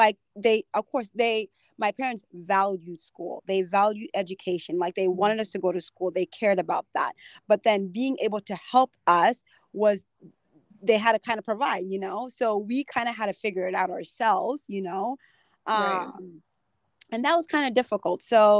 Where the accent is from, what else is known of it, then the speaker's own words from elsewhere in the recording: United States; I came over with my dad and my stepmom and then my brothers and sisters. And so growing up in America was kind of difficult